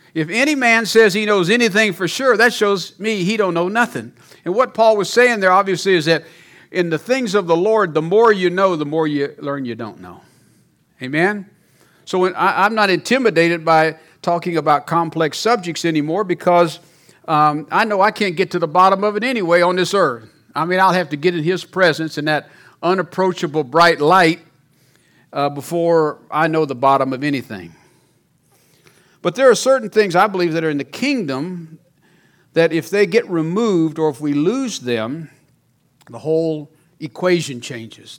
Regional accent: Mississippi, United States; moved away as an adult; also born or lived in Louisiana; now in Colorado, United States; I'm from Louisiana, even though I was raised in Mississippi.

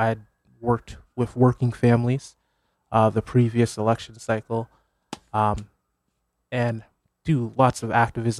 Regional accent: Hamden, Connecticut, United States; I did. I think for me, it's one of the things about this area, the greater New Haven area, is that I'm close to places like Yale

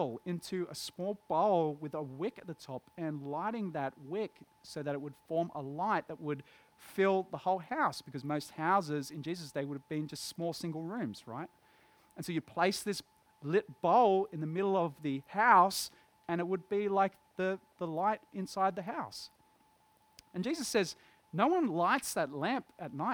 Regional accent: Dapto, New South Wales, Australia; I grew up in Dapto, in West Dapto

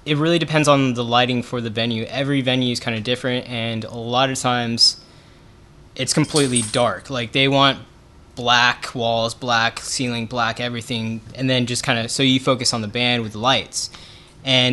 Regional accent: San Diego, California, United States; also born or lived in San Francisco; San Diego is my hometown

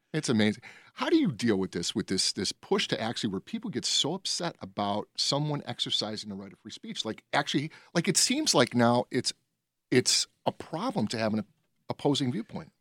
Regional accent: Berwyn, Illinois, United States; moved away as an adult; I grew up in Berwyn.

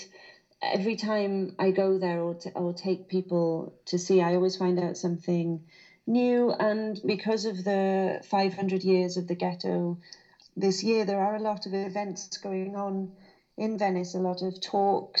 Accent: Carmarthen, Wales, United Kingdom; accent: Welsh lilt; also born or lived in Burry Port, Wales; I was brought up in Carmarthen, well, halfway between Carmarthen and Llanelli, so southwest Wales

